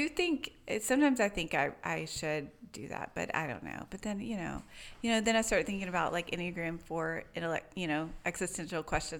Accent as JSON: {"language": "English", "town": "Tyler", "region": "Texas", "country": "United States", "tie": "born or raised there", "said": "Tyler in East Texas."}